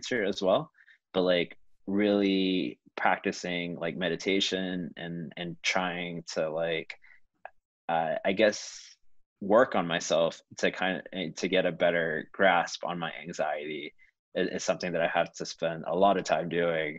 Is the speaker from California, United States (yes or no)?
no; Houston, Texas, United States; now in Chicago, United States; growing up in Houston, I didn't have that many friends who were Asian and creative